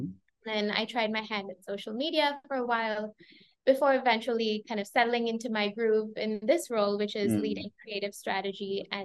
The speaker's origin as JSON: {"language": "English", "town": "Chennai", "region": "Tamil Nadu", "country": "India", "tie": "born there", "also_born_or_lived": "Myanmar / Sri Lanka", "said": "I was born in India, in Chennai, but my parents are Burmese and Sri Lankan. Mm. As a result, I grew up across these three countries, being a little bit of a third culture kid"}